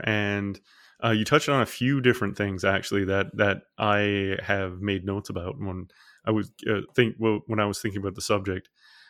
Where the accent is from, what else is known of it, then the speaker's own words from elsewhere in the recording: Newfoundland and Labrador, Canada; I'm from Newfoundland, and so like I grew up by the ocean